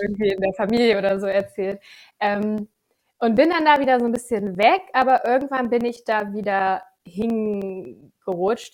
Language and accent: German; Gifhorn district, Lower Saxony, Germany; moved away as an adult; now in Hannover, Germany; ich komme aus dem Landkreis Gifhorn, ähm, wohne jetzt mittlerweile seit sieben Jahren, sechs Jahren in Hannover